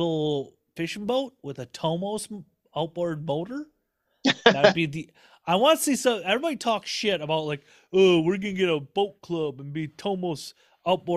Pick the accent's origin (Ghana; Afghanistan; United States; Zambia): United States; Midwest; I'm a Midwesterner